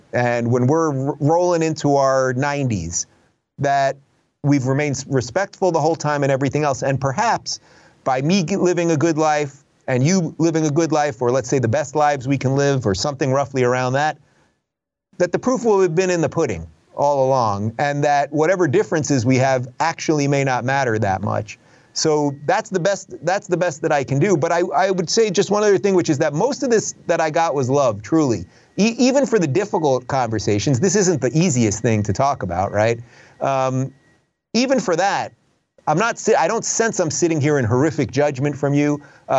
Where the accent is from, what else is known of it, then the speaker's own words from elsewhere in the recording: Long Island, New York, United States; moved away as an adult; also born or lived in Brooklyn, New York / Manhattan, New York / Los Angeles, California; now in Miami, United States; I was born in Brooklyn, spent my first couple years there. Then I grew up in the suburbs in Long Island, but my grandparents lived in New York City.